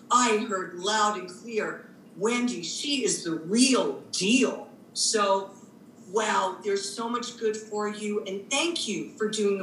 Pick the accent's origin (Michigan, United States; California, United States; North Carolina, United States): California, United States; Los Angeles; moved away; also born or lived in New York; I grew up in California, in Los Angeles